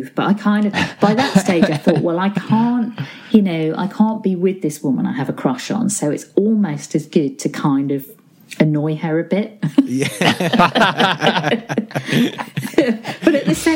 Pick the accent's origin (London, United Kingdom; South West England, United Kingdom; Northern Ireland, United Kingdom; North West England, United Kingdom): North West England, United Kingdom; Ormskirk; also born or lived in Crosby, Liverpool; I was born in Crosby in Liverpool and grew up in a town called Ormskirk in Lancashire, not too far from Liverpool